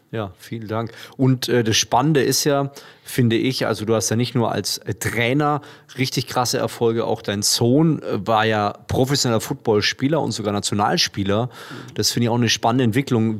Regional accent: Würzburg, Bavaria, Germany; Würzburg, meine Heimat

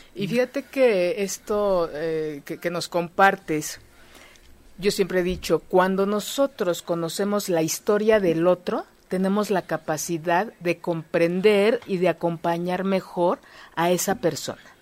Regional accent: Mexico; mi historia de vida como mexicano

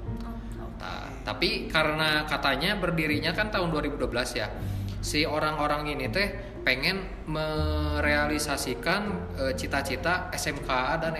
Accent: Bandung, West Java, Indonesia; Ana Min Bandung saya dari Bandung gitu ya Jawa Gorbiah Jawa Barat

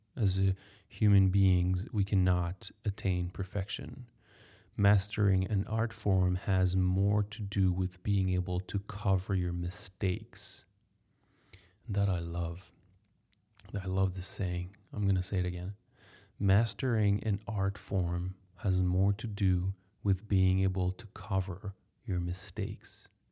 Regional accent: France; English is a second language; I'm French. Sorry for my accent.

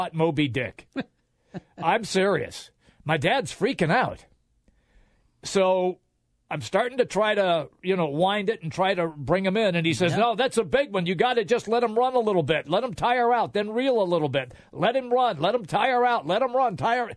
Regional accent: Seattle, Washington, United States; growing up in Seattle

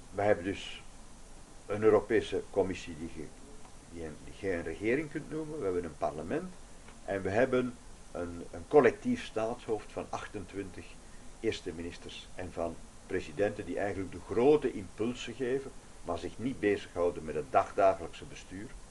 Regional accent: Flanders, Belgium; als we dat als Vlamingen hebben in Vlaanderen, zelfs als Belgen in België

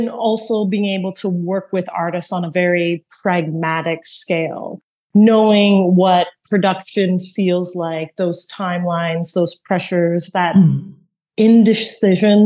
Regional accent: Montreal, Quebec, Canada; also born or lived in Toronto; now in New York, United States; I was born in Montreal

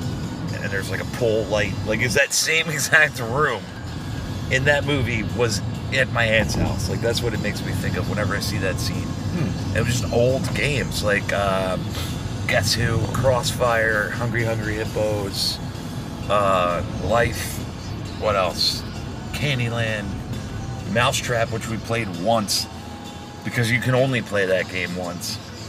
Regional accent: Ukraine; I'm from Ukraine. You don't say Ukraine weak.

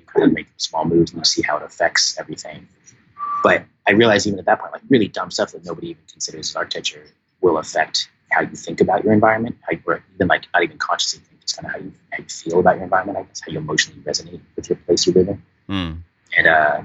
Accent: San Diego, California, United States; I grew up in San Diego and like just a boring, typical, like middle-class suburb

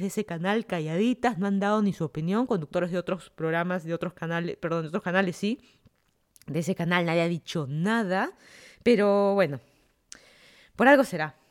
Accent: Lima, Peru; moved away as an adult; also born or lived in Miami, United States; now in Fairfax County, Virginia, United States; yo soy de Lima, Perú, me mudé a Estados Unidos ya casi van a ser cuatro años ya

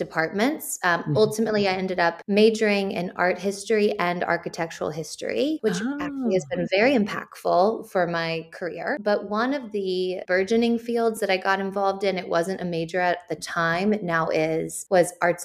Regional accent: Nashville, Tennessee, United States; moved away as an adult; also born or lived in Charlottesville, Virginia; I was raised in Nashville, Tennessee.

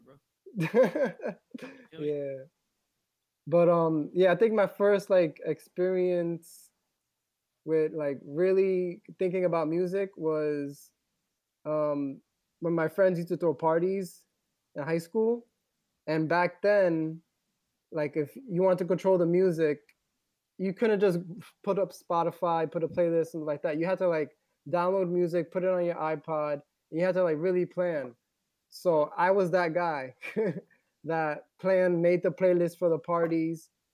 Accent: New York City, New York, United States; I grew up in the Bronx, New York

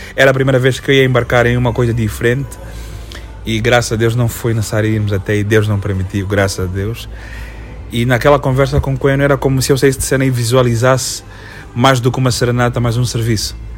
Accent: Lubango, Huíla, Angola; Eu sou natural do Lubango, okay. São José de Sá da Bandeira, mas eu sou Conhama

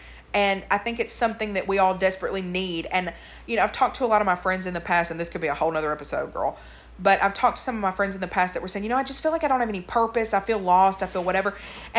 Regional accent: Murfreesboro, Tennessee, United States; born there; Second of all, I want to say that I was born in Murfreesboro.

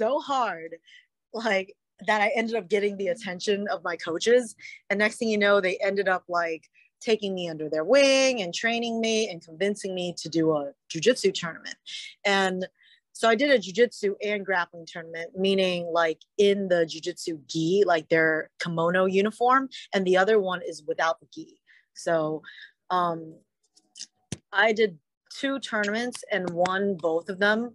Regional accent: Charlottesville, Virginia, United States; also born or lived in Richmond, Virginia; I'm from Charlottesville, Virginia, originally

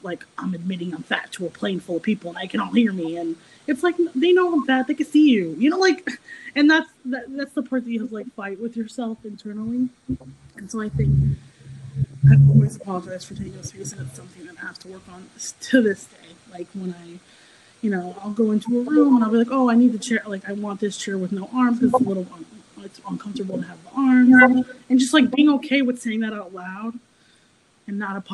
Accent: United States; I grew up right outside of New York City, so I took public transportation pretty much my whole childhood

